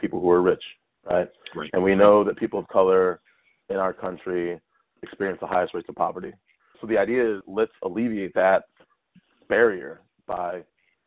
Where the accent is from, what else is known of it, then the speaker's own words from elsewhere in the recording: Chicago, Illinois, United States; now in Santa Cruz, United States; I grew up in Chicago